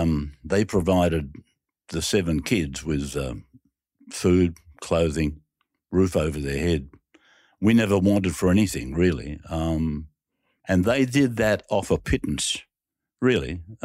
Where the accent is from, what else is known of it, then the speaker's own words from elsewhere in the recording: Junee, New South Wales, Australia; let me tell you about the home that I was raised in Junee. It was a humble little weatherboard cottage.